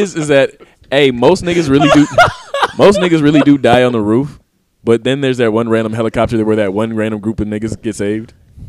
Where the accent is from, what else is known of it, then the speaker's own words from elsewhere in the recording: South Carolina, United States; I grew up in South Carolina